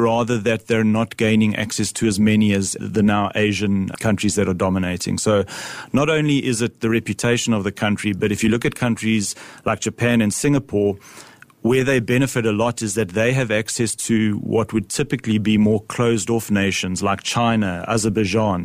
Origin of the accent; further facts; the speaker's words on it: South Africa; I'm a South African